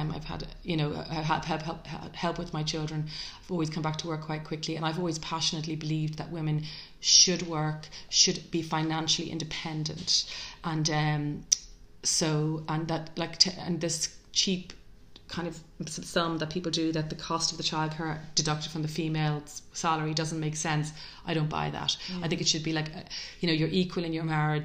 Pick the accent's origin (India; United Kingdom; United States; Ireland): Ireland; Dublin, Leinster; as a teenager growing up in Ireland in the 80s